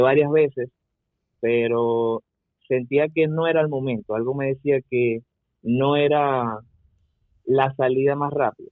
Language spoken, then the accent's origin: Spanish; Venezuela; moved away as an adult; salir de Venezuela